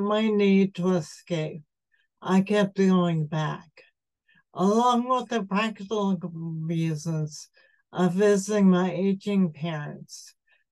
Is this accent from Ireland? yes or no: no; Levittown, United States; moved away; The air I grew up breathing in Levittown was chemical laden